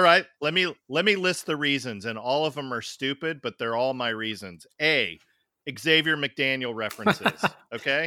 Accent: the Northwest, Pacific Northwest, United States; I'm from the Northwest

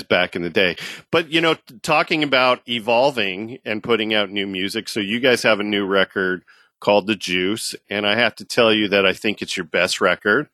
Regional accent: Tacoma, Washington, United States; now in Florida, United States; I grew up in Tacoma

